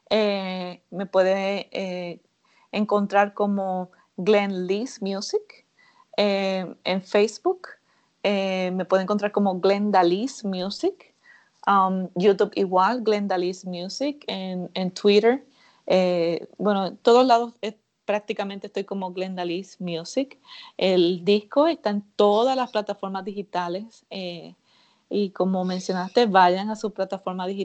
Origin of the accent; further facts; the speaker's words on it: Puerto Rico; Yo soy de Puerto Rico